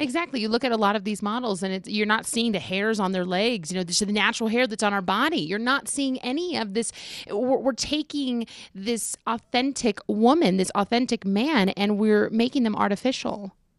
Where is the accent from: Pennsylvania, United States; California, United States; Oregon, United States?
California, United States; now in Colorado, United States; originally I'm from California